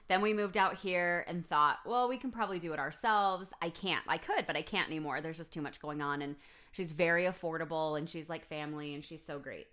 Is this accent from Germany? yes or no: no; United States; if I lived in a different country as an American